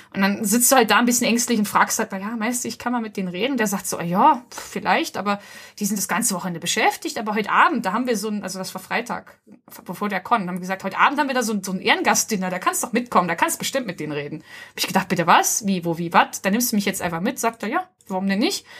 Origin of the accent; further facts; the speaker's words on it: Hamburg, Germany; dass ich aus Hamburg komme